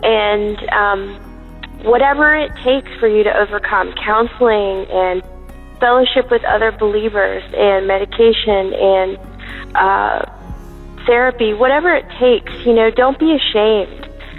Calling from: Virginia, United States; I'm calling from Virginia.

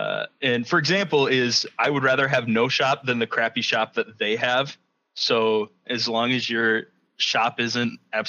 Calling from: Spring Arbor, Michigan, United States; I'm calling from Spring Arbor, Michigan.

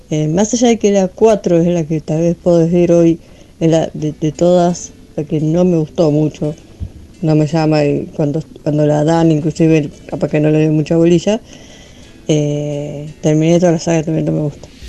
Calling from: Lanús, Buenos Aires Province, Argentina; de Lanús eh, y con el tema esta de, la consigna de, este viernes

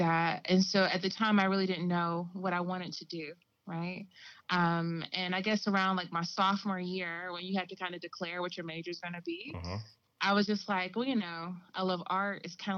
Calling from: North Carolina, United States; I'm in North Carolina. Yeah. So I'm down here in the South.

